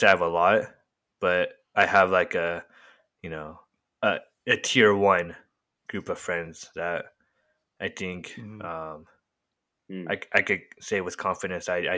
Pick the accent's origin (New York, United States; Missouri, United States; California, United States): California, United States; Murrieta; I'm from Marietta